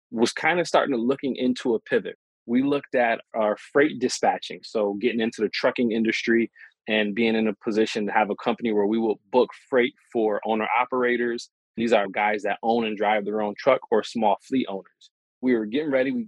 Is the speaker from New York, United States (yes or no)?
yes; Rochester, New York, United States; my hometown of Rochester, New York